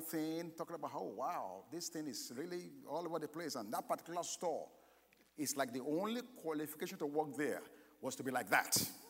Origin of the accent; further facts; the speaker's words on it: Nigeria; moved away; I was born in Nigeria, but I've lived here for a while